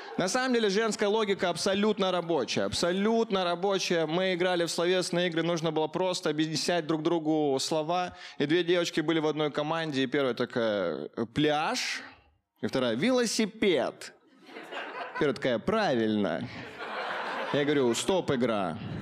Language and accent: Russian; Caucasus, Russia; Я рос на Кавказе, я был единственным русским мальчиком в классе